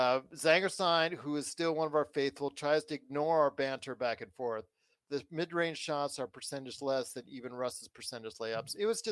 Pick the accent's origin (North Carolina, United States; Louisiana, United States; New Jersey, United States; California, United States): California, United States; Inglewood; I was born in Inglewood, California.